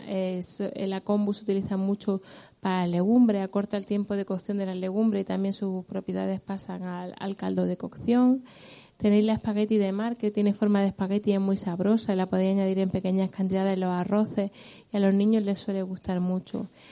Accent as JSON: {"language": "Spanish", "town": "Granada", "region": "Andalusia", "country": "Spain", "said": "que le da el nombre a mi tierra además"}